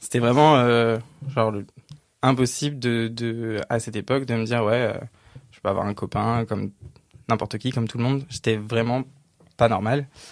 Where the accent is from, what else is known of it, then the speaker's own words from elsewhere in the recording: a village north of Cergy, Paris region, Île-de-France, France; J'ai grandi dans un petit village, vraiment un tout petit village de 800 habitants, un peu au nord de Cergy, région parisienne